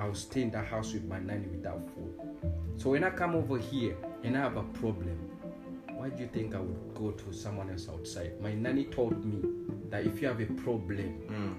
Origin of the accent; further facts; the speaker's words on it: Uganda; moved away; I'm Ugandan